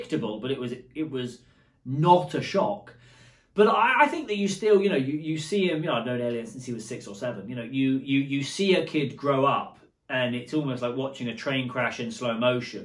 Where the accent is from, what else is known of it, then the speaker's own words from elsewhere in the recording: Bournemouth, South West England, United Kingdom; moved away as an adult; now in Braintree, United States; I grew up in Bournemouth